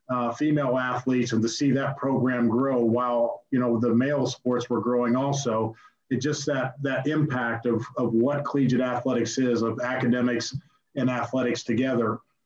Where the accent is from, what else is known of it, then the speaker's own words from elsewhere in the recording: Ohio, United States; moved away as an adult; growing up in Ohio